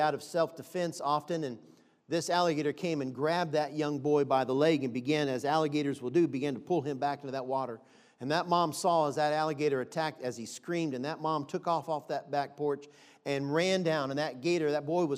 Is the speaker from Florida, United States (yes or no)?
yes; Florida, United States; moved away; also born or lived in Baltimore, Maryland; I'm from Florida originally. I was born in Baltimore, Maryland, but I spent a lot of years, my high school years, and my mom and dad had residence in Florida for a number of years